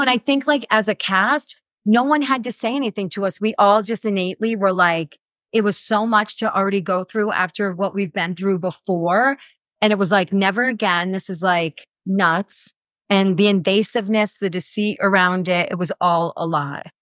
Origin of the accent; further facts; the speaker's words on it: New York, United States; moved away as an adult; now in Utah, United States; I'm a transplant. Like, I grew up, born and raised in New York, moved here, we lived here for a little bit, moved back to New York, and then came back to Utah